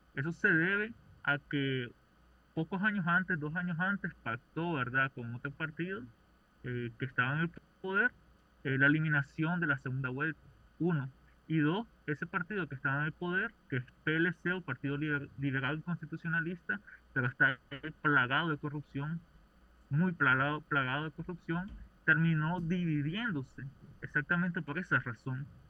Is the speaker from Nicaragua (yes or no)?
yes; Nicaragua; soy nicaragüense